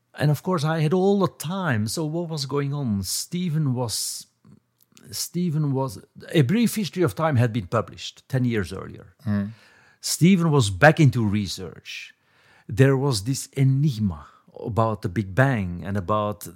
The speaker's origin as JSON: {"language": "English", "country": "Belgium", "tie": "born or raised there", "also_born_or_lived": "Cambridge", "moved": "as an adult", "said": "I was growing up in Belgium"}